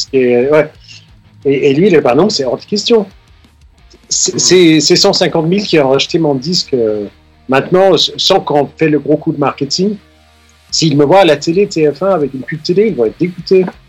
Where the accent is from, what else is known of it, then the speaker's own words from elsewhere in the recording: Denmark; moved away as an adult; now in Paris, France; j'ai grandi au Danemark, les 20 ans que j'ai passé là-bas